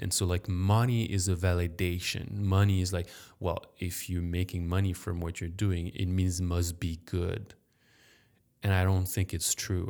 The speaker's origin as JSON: {"language": "English", "town": "Paris", "region": "Île-de-France", "country": "France", "tie": "born or raised there", "moved": "yes", "lives_now": "Chicago, United States", "said": "I grew up in Paris"}